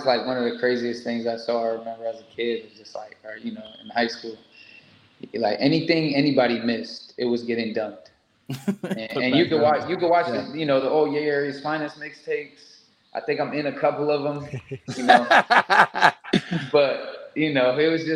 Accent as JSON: {"language": "English", "country": "United States", "moved": "as an adult", "said": "being an American"}